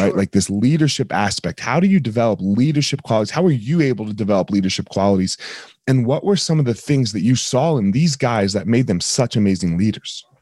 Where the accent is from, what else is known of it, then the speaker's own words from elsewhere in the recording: New Jersey, United States; now in Colorado, United States; I grew up in New Jersey